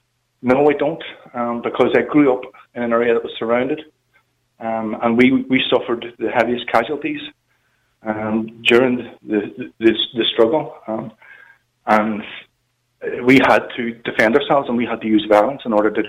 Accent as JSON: {"language": "English", "town": "Belfast", "region": "Northern Ireland", "country": "United Kingdom", "said": "I come from a nationalist area. I'm from Ardoyne, North Belfast, not far from Lanark, where the trouble kicked off last night."}